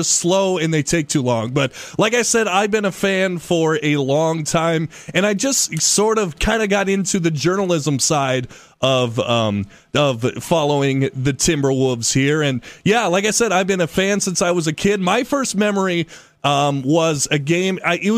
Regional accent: Minnesota, United States; everyone growing up in Minnesota is a Vikings fan.

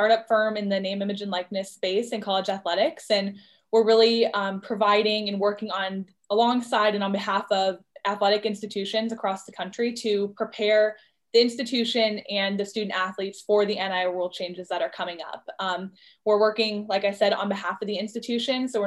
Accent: Orlando, Florida, United States; I'm originally from Orlando

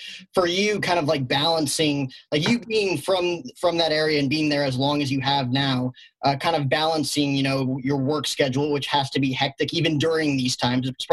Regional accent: New York, United States; as a New Yorker

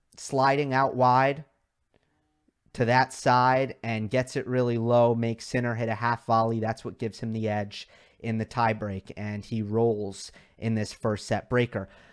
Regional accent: New York, United States; I am from New York

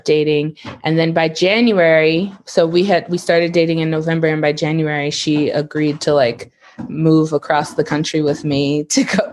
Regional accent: Detroit, Michigan, United States; I am from Detroit, and I am used to like city environments

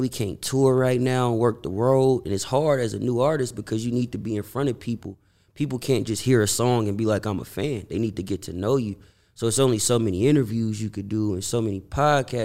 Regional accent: Bay Area, California, United States; moved away as an adult; now in Los Angeles, United States; I'm from the Bay Area

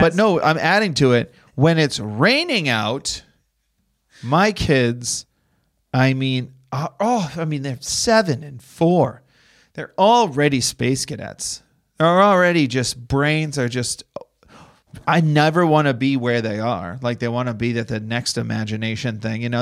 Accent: Boston, Massachusetts, United States; now in Los Angeles, United States; I'm from Boston.

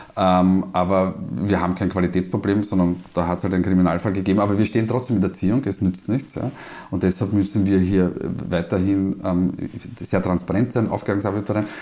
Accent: Vienna, Austria; accent: Wiener Dialekt; meinen Wiener Dialekt

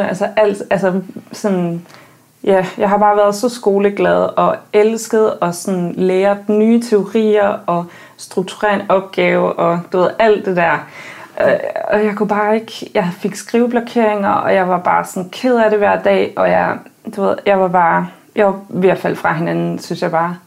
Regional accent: countryside outside Aarhus, Central Denmark Region, Denmark; jeg er født og opvokset på landet uden for Aarhus

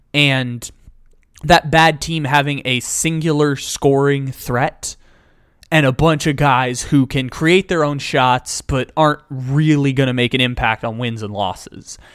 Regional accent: San Diego, California, United States; I'm from San Diego

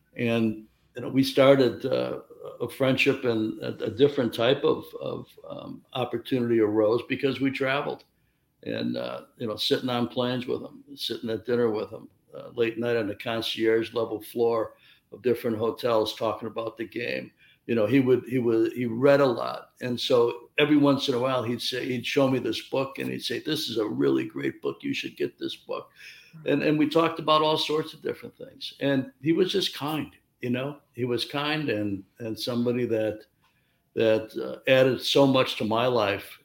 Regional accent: Chicago, Illinois, United States; I'm from Chicago, 2,000 miles away from Los Angeles

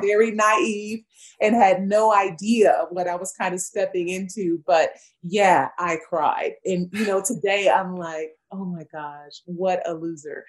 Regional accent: Los Angeles, California, United States; moved away as an adult; also born or lived in Virginia; I'm born and raised in Los Angeles, California.

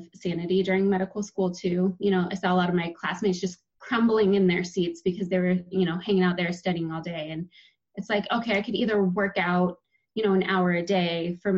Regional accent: Portland, Oregon, United States; also born or lived in Malawi; I'm from Portland. I grew up here in a little suburb right outside of Portland.

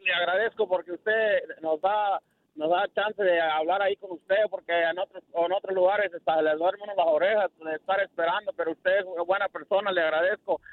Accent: Mexico; now in Houston, United States; yo soy mexicano

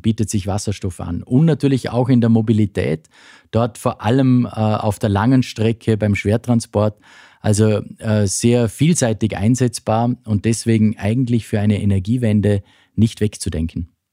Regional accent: western Austria, Austria; bei uns im Westen Österreichs

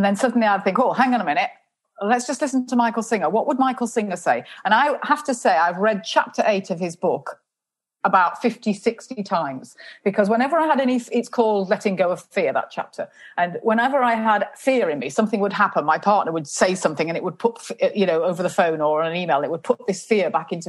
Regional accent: England, United Kingdom; And I said, England

